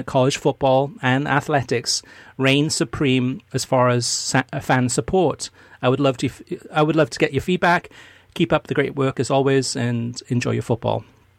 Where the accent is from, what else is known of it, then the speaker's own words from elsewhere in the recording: Arkansas, United States; how are states like my home state of Arkansas supposed to compete with this U.S. soccer system?